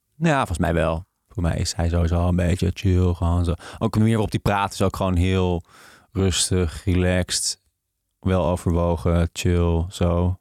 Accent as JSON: {"language": "Dutch", "region": "the north of the Netherlands", "country": "Netherlands", "said": "ik kom uit het noorden van Nederland"}